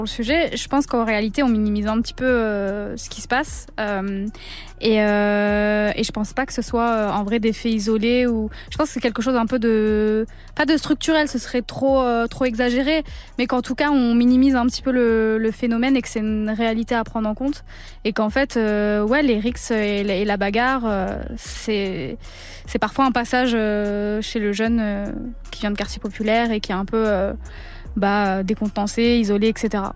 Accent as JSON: {"language": "French", "town": "Villiers-sur-Marne", "region": "Île-de-France", "country": "France", "tie": "born or raised there", "said": "de base, je suis de, enfin, je suis de Villiers-sur-Marne"}